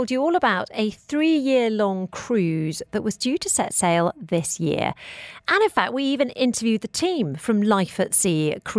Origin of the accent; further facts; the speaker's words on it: United Kingdom; now in United Arab Emirates; when I was growing up in the United Kingdom